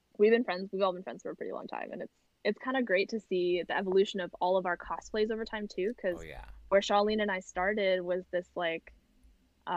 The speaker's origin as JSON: {"language": "English", "region": "New Jersey", "country": "United States", "tie": "born or raised there", "said": "we grew up in New Jersey"}